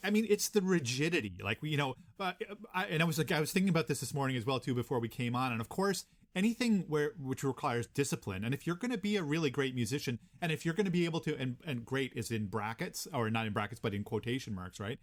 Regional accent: Gander, Newfoundland and Labrador, Canada; now in Kingston, Canada; I grew up in Gander, Newfoundland

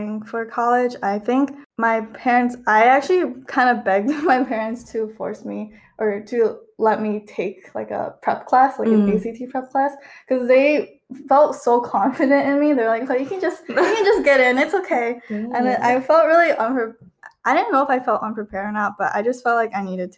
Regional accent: Michigan, United States; I grew up in Michigan

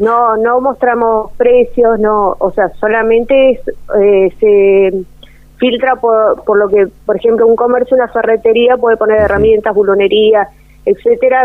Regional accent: Río Gallegos, Santa Cruz, Argentina; now in Perito Moreno, Argentina; nacida en Río Gallegos

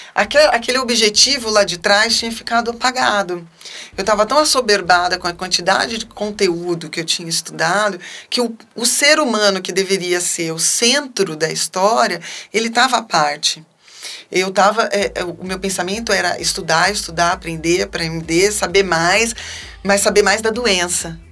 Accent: Campinas, São Paulo, Brazil; also born or lived in Salvador, Bahia; a gente tinha acabado de vir morar em Campinas. Eu tinha seis anos, a gente vinha da Bahia

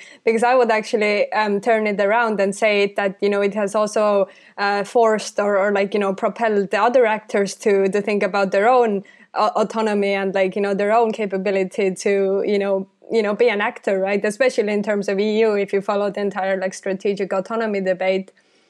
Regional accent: Estonia; I'm coming from Estonia and, like, you know, we were occupied by the Soviet Union

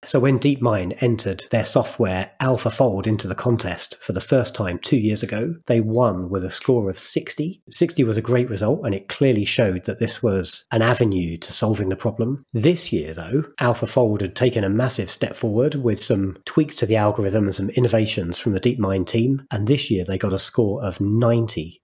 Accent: United Kingdom; As a British person

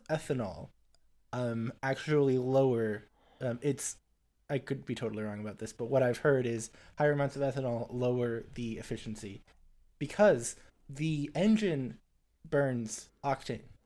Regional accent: Springfield, United States; also born or lived in Huntsville, Alabama; in Springfield, my hometown.

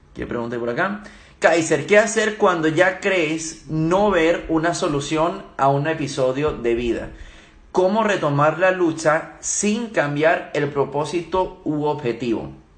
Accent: Venezuela; also born or lived in Germany; yo nací en Alemania, soy alemán, mi papá es alemán, viví unos cortos años en Alemania y con mi mamá es venezolana, luego se vinieron a Venezuela y también viví gran parte de mi vida en Venezuela

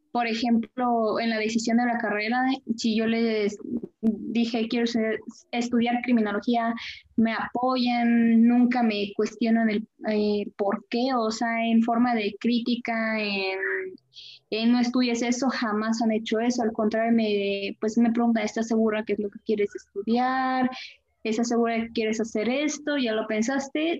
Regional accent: Querétaro, Mexico; De aquí de la, del estado y municipio de Querétaro

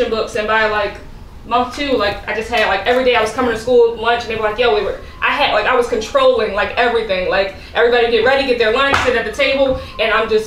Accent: Philadelphia, Pennsylvania, United States; I was born in Philadelphia

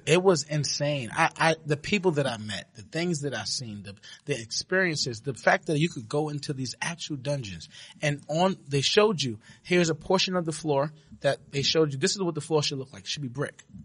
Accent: New York City, New York, United States; I'm from Brooklyn, New York, uh, born and raised

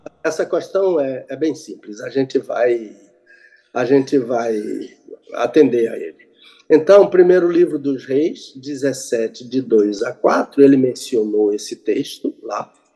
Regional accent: Brazil; also born or lived in Jerusalem; Eu sou brasileiro

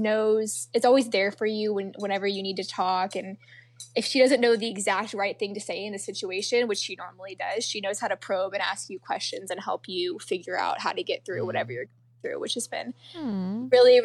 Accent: a suburb of Atlanta, Georgia, United States; I'm actually from a suburb of Atlanta. So I'm from the South

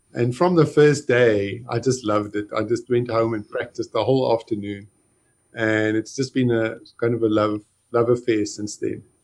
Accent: Johannesburg, Gauteng, South Africa; I grew up in Johannesburg in South Africa

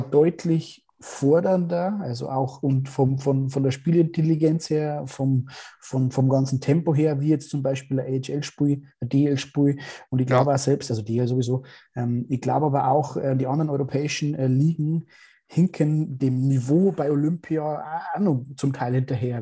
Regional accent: Straubing, Bavaria, Germany; bei uns in Straubing

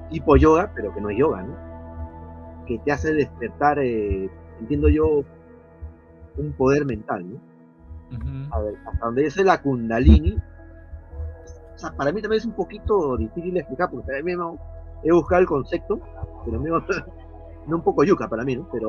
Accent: Peru; Ya, yo soy de del Perú, pero pues, México

